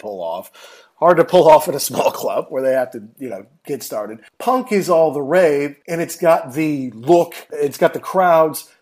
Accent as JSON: {"language": "English", "country": "United States", "moved": "as an adult", "lives_now": "London, United Kingdom", "said": "I'm American"}